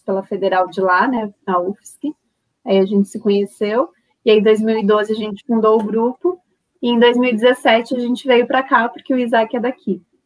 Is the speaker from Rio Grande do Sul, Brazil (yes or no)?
no; Santa Catarina, Brazil; moved away as an adult; also born or lived in Florianópolis; now in Guaíba, Brazil; eu não sou daqui, eu sou de Santa Catarina. Aí eu fui para Florianópolis para estudar